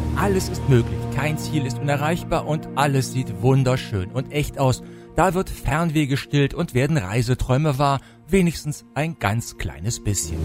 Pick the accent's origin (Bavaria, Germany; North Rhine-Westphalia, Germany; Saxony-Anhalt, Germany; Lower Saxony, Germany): North Rhine-Westphalia, Germany; Höxter; nach Höxter, meinem Geburtsort